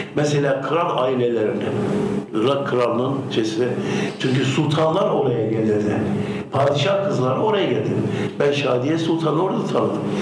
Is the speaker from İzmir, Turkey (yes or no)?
no; Urfa, Şanlıurfa, Turkey; moved away as an adult; also born or lived in Istanbul; Ben Urfalıyım diyorum.